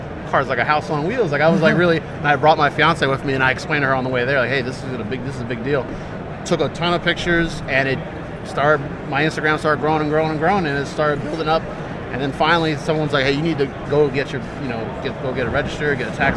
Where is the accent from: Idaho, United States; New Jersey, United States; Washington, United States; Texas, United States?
New Jersey, United States; Piscataway; now in South Bound Brook, United States; I grew up in Piscataway, New Jersey, but now I live in South Bound Brook.